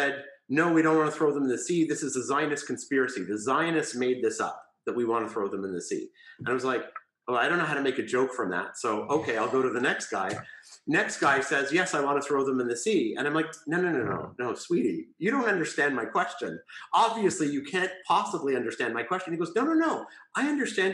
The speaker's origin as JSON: {"language": "English", "country": "Canada", "moved": "as an adult", "lives_now": "Israel", "said": "I am Canadian originally. I've been living in Israel for 20-something years"}